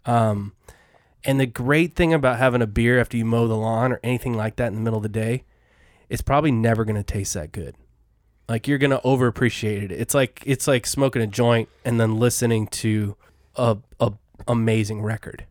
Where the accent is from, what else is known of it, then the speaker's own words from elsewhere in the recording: Colorado, United States; now I'm from Colorado